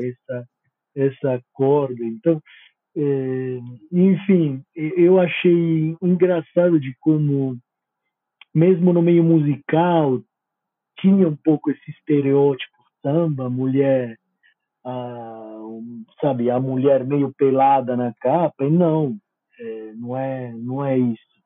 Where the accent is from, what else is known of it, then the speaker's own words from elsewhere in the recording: Italy; Portuguese is a second language; eu como italiano